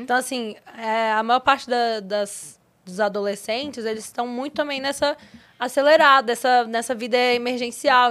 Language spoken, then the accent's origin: Portuguese; Valparaíso de Goiás, Goiás, Brazil; moved away as an adult; now in São Paulo, Brazil; eu vim do Goiás, né? construí a minha vida aqui